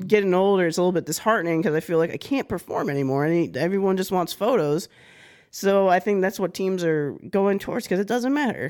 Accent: Florida, United States; I'm a woman from Florida.

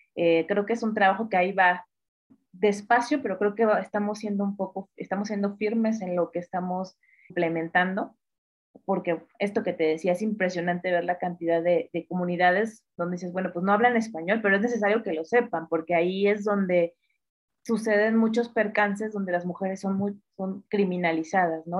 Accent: northern Veracruz, Mexico; also born or lived in Mexico City, Mexico; yo nací en la Ciudad de México, pero eh, justo por temas familiares tuvimos que mudarnos al norte del estado de Veracruz

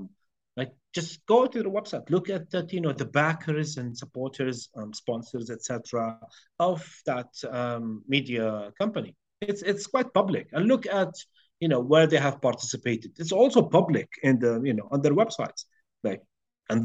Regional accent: Jordan; I'm from Jordan

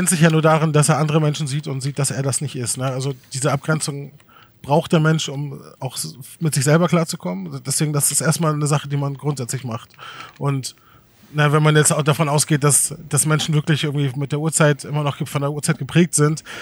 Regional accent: Germany; Wobei ich, ich bin auch Deutscher, ne?

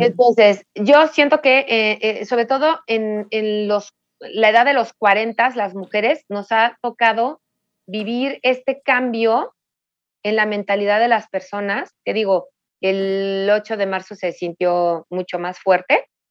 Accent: Mexico City, Mexico; yo nací aquí en la Ciudad de México

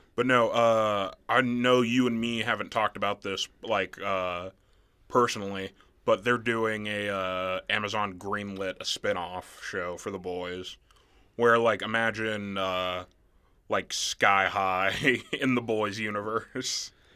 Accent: Nebraska, United States; also born or lived in Mississippi; not growing up in Nebraska, like, until fifth grade onward

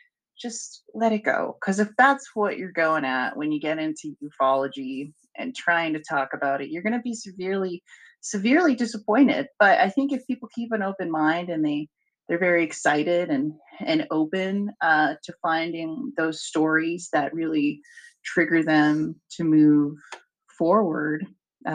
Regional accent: Albuquerque, New Mexico, United States; I'm from Albuquerque, New Mexico

